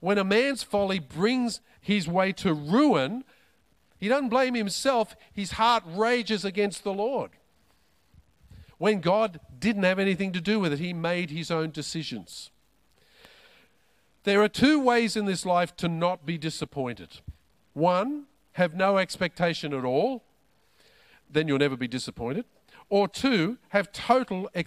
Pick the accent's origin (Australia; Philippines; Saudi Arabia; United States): Australia; I'm an Aussie